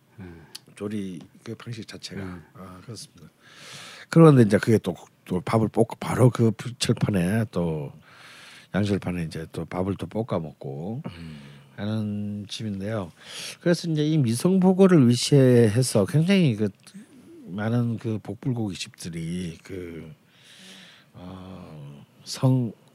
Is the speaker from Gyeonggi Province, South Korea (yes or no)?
no; Busan, South Korea; 저는 부산 사람이잖아요.